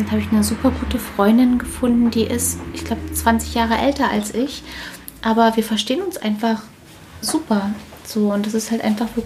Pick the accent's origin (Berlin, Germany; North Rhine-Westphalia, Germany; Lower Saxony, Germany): Berlin, Germany; Wir sind ja beide Berliner.